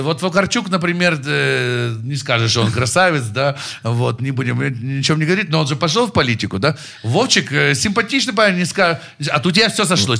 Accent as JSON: {"language": "Russian", "area": "Darnytskyi District", "region": "Kyiv", "country": "Ukraine", "said": "я парень из Дарницкого района"}